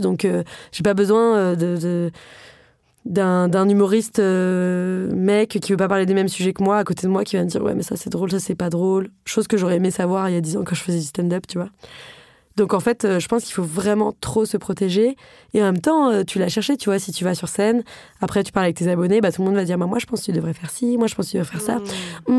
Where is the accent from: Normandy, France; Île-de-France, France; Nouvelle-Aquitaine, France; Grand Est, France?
Île-de-France, France; Paris; J'ai grandi à Paris, j'ai fait des études euh, très privilégié